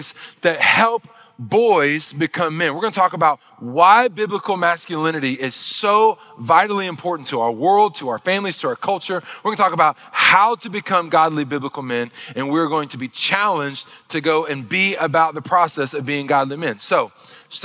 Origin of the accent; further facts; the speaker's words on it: Northeast Arkansas, United States; moved away; also born or lived in Missouri; I grew up in Arkansas, in Northeast Arkansas. I grew up back in the backwoods country